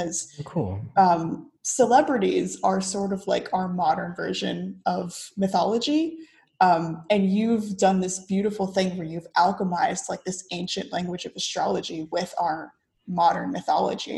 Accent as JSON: {"language": "English", "country": "United States", "moved": "as an adult", "lives_now": "Cambodia", "said": "my home country, the US, but I'm many, many, many miles away"}